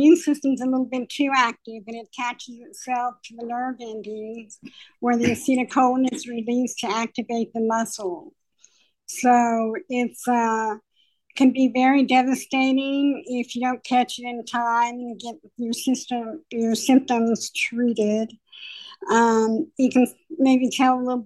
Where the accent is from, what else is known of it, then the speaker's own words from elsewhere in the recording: South Texas, United States; accent: South Texas; now in Colorado, United States; mine has a South Texas accent because I'm originally from Texas.